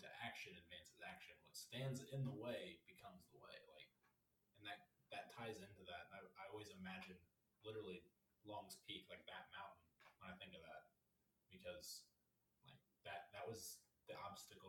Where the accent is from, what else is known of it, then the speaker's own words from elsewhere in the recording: Missouri, United States; we're from Missouri